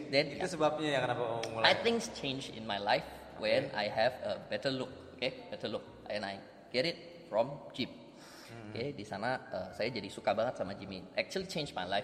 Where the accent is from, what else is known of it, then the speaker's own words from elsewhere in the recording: Pekanbaru, Riau, Indonesia; saya memang uh, besar di kota Pekanbaru, kemudian sempat kuliah di Malaysia selama 3 tahun.